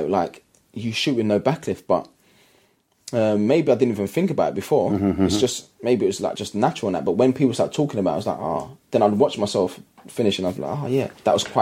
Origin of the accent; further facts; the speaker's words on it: London, United Kingdom; I grew up in East London